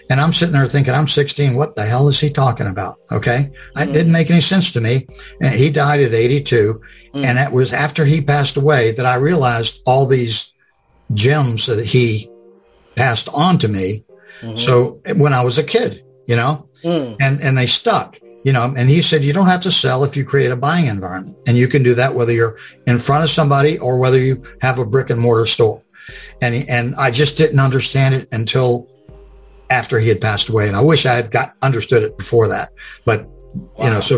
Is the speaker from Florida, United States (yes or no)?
yes; Lakeland, Florida, United States; Well, I was born and raised in Florida, and I'm still in Florida. It was a little town called Lakeland, which is not so little anymore.